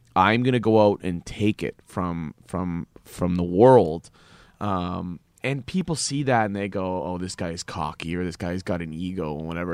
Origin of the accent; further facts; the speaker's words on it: Canada; as a Canadian